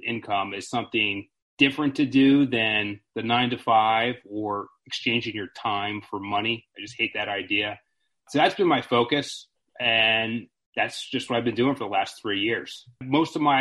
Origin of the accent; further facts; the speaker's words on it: Maryland, United States; now in Harrisburg, United States; I'm originally from Maryland